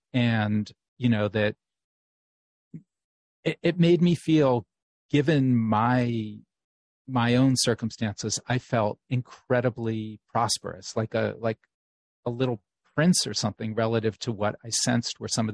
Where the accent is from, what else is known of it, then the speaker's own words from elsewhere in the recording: New Haven, Connecticut, United States; growing up in New Haven, you know, I lived here with my single mom, and we lived in a rented two-family house on Willow Street.